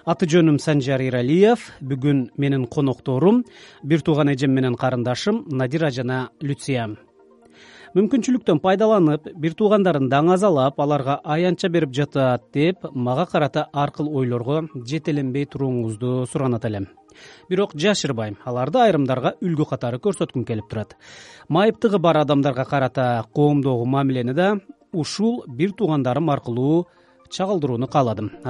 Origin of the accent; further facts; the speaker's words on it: Nooken District, Jalal-Abad Region, Kyrgyzstan; биз жалал абадтын ноокен районундагы чеке кыштактардын биринде чоңойдук